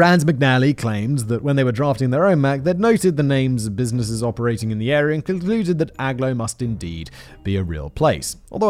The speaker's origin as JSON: {"language": "English", "town": "Rotherham", "region": "Yorkshire and the Humber", "country": "United Kingdom", "tie": "born or raised there", "said": "Back when I was a teenager growing up in Rotherham, I used to hang around with a group of reprobates in a place we called Happy Corner."}